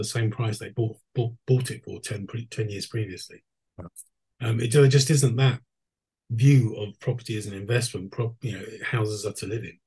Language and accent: English; London, United Kingdom; moved away as an adult; now in Skellefteå, Sweden; I lived there till I was 45. I'm a Londoner born and bred.